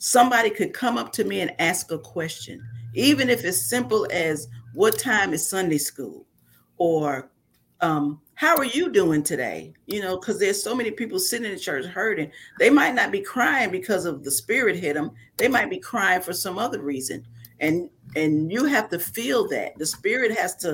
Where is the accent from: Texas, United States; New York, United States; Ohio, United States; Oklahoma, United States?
New York, United States; moved away as an adult; now in Mississippi, United States; I was raised in New York